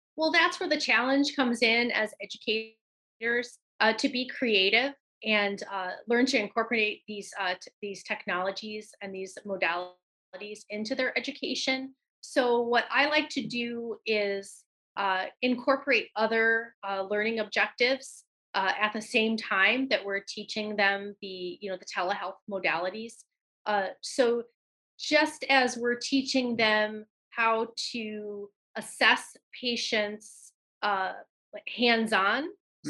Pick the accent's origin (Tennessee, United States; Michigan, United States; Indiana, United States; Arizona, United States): Michigan, United States; Benton Harbor; moved away; I'm from Benton Harbor, Michigan originally.